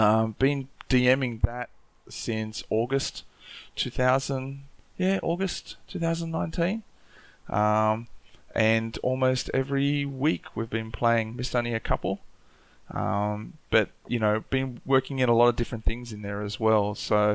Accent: Newcastle, New South Wales, Australia; born there; also born or lived in Papua New Guinea; I was born in Awabakal Land up in Newcastle, and spent a lot of time in different countries around Australia and also overseas, and lived in Papua New Guinea for a bit.

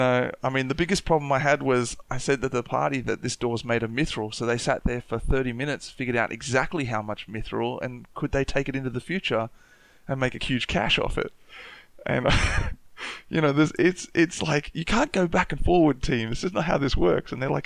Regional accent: Newcastle, New South Wales, Australia; born there; also born or lived in Papua New Guinea; I was born in Awabakal Land up in Newcastle, and spent a lot of time in different countries around Australia and also overseas, and lived in Papua New Guinea for a bit.

